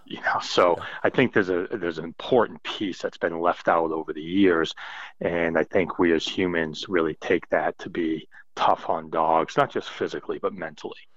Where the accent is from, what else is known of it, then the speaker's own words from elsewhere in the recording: New England, United States; growing up in New England